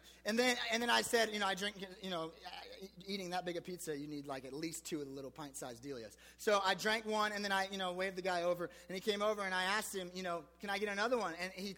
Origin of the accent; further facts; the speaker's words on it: United States; I was spoiled as an American.